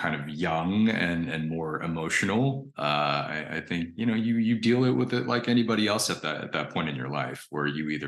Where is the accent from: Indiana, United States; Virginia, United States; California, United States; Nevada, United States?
Indiana, United States; I grew up in Indiana